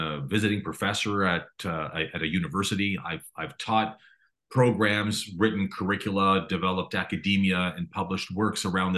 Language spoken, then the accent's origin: English; Toronto, Ontario, Canada; I was born and raised in Toronto